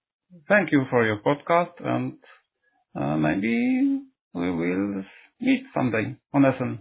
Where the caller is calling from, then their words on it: Poland; English is a second language; Hello, I am calling from Poland.